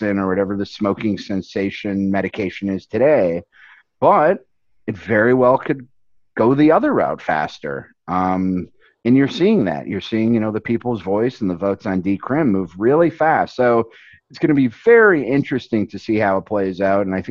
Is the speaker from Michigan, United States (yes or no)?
yes; Upper Peninsula of Michigan, United States; moved away; also born or lived in Chicago; it's hard to say I'm from Michigan or even use Michigan, because it's the Upper Peninsula of Michigan.